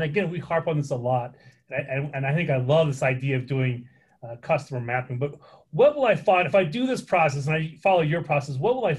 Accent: Woods Cross, Utah, United States; you are a Woods Cross High School graduate, and so am I.

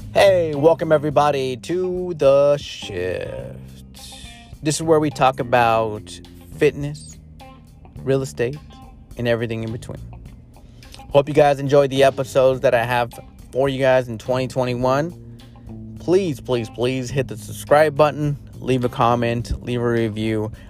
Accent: Rialto, California, United States; I actually grew up in that area.

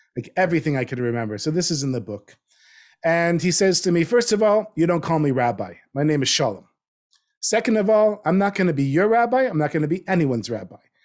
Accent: North Miami Beach, Florida, United States; moved away as an adult; also born or lived in New Jersey; I grew up in North Miami Beach

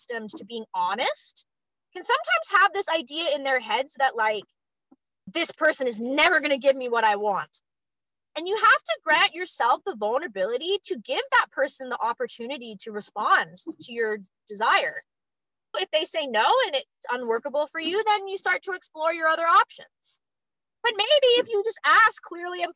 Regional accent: Canada; I'm also Canadian

